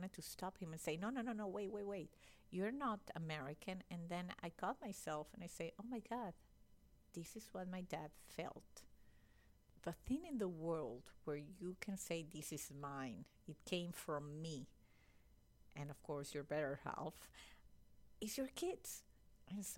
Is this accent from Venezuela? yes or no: yes; Venezuela; moved away; also born or lived in Italy; I'm Venezuelan. I was born there.